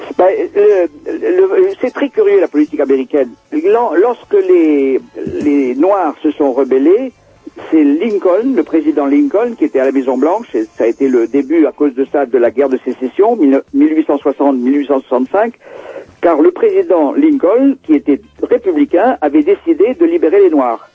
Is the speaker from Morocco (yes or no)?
no; France; moved away; moi je suis français, je suis européen, je, ne suis pas, je suis pas né ici